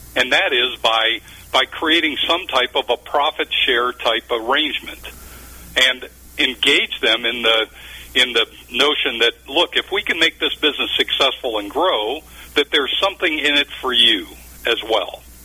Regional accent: Cleveland, Ohio, United States; also born or lived in Minnesota / Texas; now in Dallas, United States; I was raised in Ohio, believe it or not, near Cleveland. So I'm a you know I'm a Cleveland native, but reside today in eh, just north of Dallas.

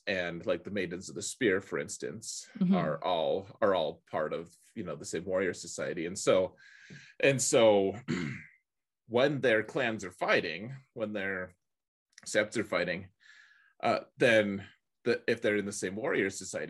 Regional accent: Colorado, United States; Like, you know, or really, you know, it's like, oh, I'm from Colorado, you know, I'm

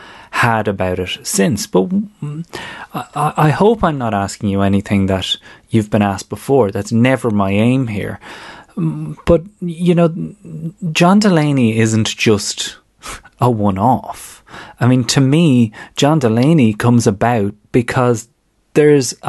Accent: Ireland; we all as Irish people

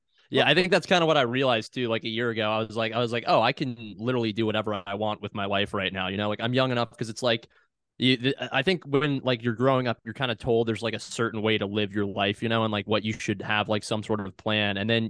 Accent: Clemson, South Carolina, United States; also born or lived in Raleigh, North Carolina / Winston-Salem, North Carolina; I grew up, I was born in Raleigh, North Carolina originally, and then moved to Clemson, South Carolina when I was like three, and then spent a little bit of time in Winston-Salem, North Carolina as well too

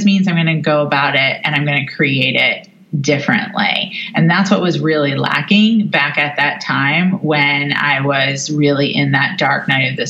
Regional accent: New York City, New York, United States; Confirmation as a New Yorker

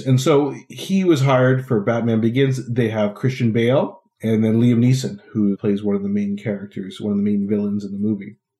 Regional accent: Ottawa, Ontario, Canada; in my hometown of Ottawa

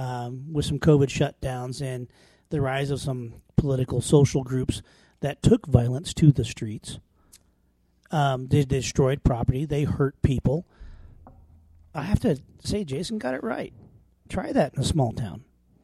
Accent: Lingle, Wyoming, United States; born or raised there; moved away

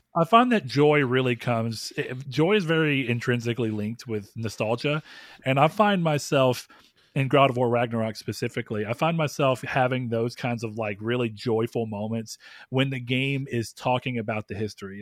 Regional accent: the South, Texas, United States; accent: Southern; I live in the South and I don't ever think about the fact that I, I feel like I don't have at least a strong Southern accent

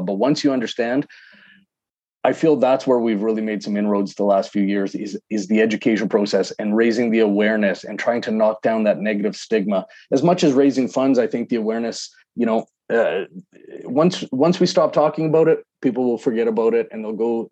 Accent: Calgary, Alberta, Canada; now in Edmonton, Canada; Calgary, my hometown

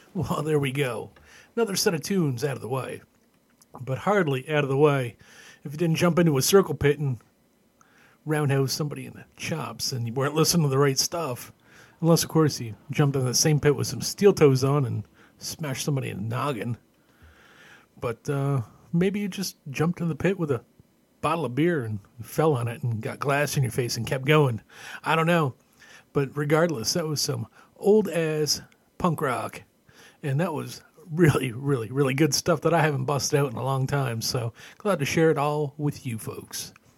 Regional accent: Canada; Growing up in Canada

